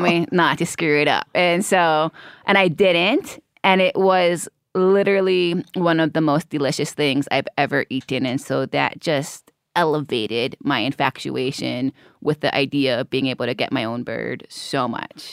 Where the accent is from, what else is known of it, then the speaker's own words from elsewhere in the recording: Hawaii, United States; growing up in Hawaii